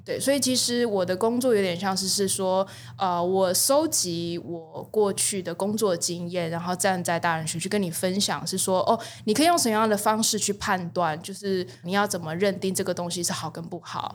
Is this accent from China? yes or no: no; Taiwan; 我们台湾人